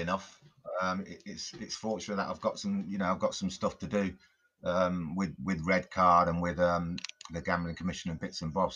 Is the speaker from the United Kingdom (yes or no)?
yes; Coventry, West Midlands, United Kingdom; I grew up in Coventry, in the Midlands